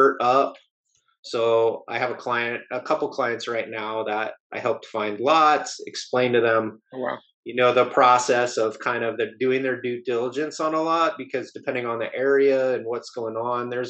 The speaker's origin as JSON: {"language": "English", "region": "Southern California", "country": "United States", "tie": "born or raised there", "moved": "yes", "said": "I grew up in Southern California"}